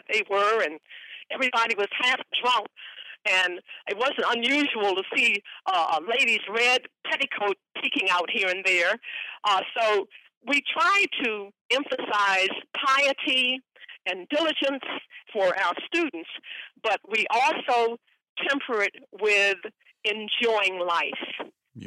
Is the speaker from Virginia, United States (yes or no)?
yes; Virginia, United States; now in Washington, D.C., United States; as a Virginia Indian woman, I'm calling in from Atan Akamik